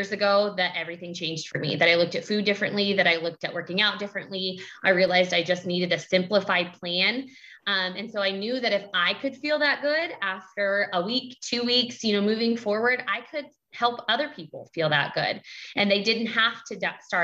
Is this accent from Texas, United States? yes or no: no; Kansas, United States; I'm from Kansas.